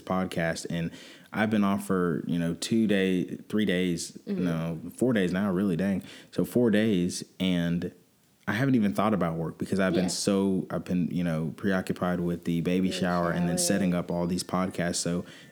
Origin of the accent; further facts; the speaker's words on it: Atlanta, Georgia, United States; I'm from Atlanta